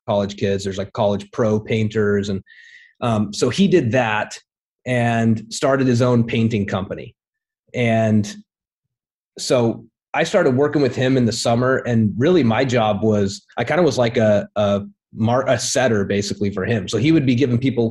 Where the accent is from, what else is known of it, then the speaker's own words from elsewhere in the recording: Twin Falls, Idaho, United States; I'm a kid from a small town in Idaho. Twin Falls, Idaho